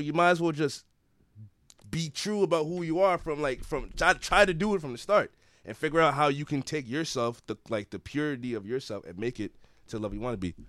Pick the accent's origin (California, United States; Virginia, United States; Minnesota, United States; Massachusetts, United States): Massachusetts, United States; Everett; I'm from Everett, Mass